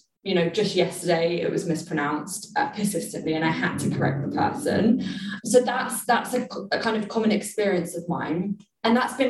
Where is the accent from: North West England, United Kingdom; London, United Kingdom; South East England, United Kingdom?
London, United Kingdom; me growing up in London